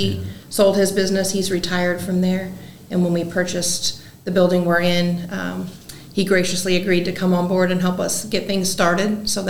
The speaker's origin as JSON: {"language": "English", "town": "Marion", "region": "Illinois", "country": "United States", "tie": "born or raised there", "said": "this is my hometown."}